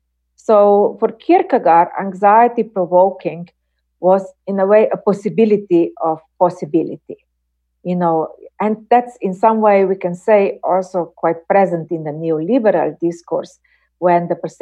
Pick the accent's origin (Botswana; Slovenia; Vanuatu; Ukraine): Slovenia; English is a second language; In my home country, Slovenia, we have had, you know, debates